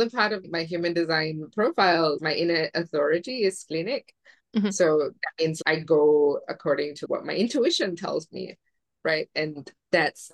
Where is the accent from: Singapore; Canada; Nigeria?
Singapore; now in Mexico; I was born and raised in Singapore